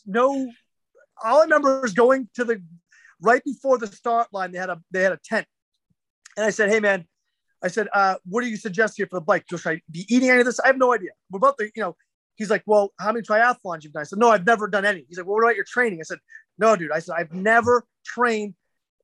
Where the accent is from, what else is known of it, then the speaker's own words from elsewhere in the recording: New Hampshire, United States; I'm from New Hampshire